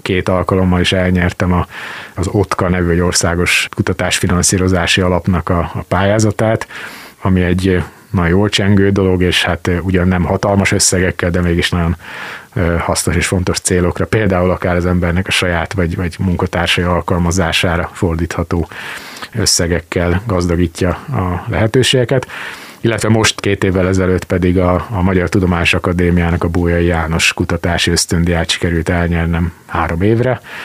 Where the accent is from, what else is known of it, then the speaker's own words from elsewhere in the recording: Sopron, Győr-Moson-Sopron, Hungary; now in Szeged, Hungary; Az egyik szülővárosomról, Sopronról